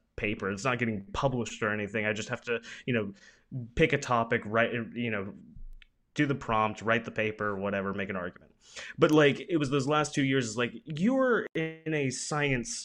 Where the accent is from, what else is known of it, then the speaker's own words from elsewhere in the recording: Pensacola, Florida, United States; This is my hometown university